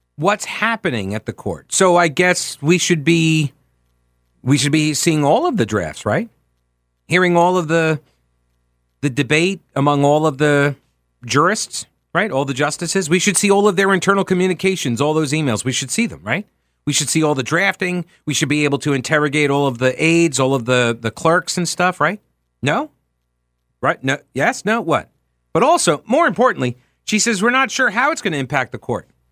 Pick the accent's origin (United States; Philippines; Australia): United States; Long Island, New York; moved away as an adult; also born or lived in Winthrop University, South Carolina; being from Long Island